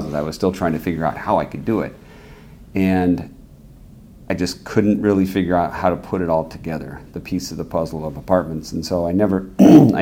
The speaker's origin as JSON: {"language": "English", "town": "San Jose", "region": "California", "country": "United States", "tie": "born or raised there", "said": "I'm from San Jose, grew up there, and live there today still"}